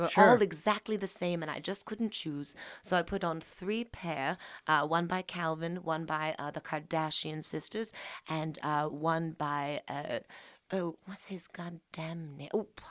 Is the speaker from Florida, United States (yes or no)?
no; Pennsylvania, United States; I am from Pennsylvania, Dutch country. And then I moved to England when I was 2.5. And then I moved back to Pennsylvania, Dutch country 3 months later.